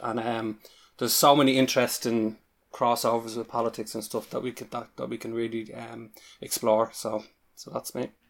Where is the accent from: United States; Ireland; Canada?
Ireland; accent: Irish; you can probably tell from my accent, accent that I'm Irish